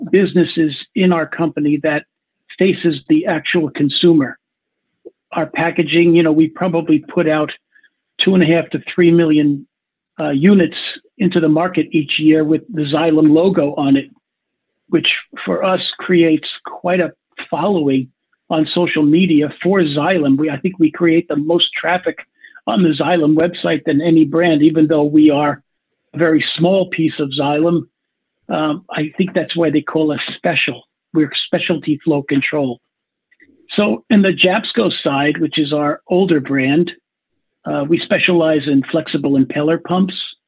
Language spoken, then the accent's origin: English; Long Island, New York, United States; I grew up on Long Island, New York